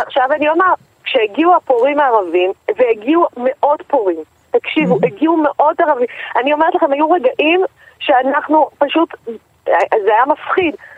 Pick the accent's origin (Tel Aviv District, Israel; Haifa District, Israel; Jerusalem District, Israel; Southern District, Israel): Jerusalem District, Israel; Jerusalem; moved away; אני גדלתי בירושלים.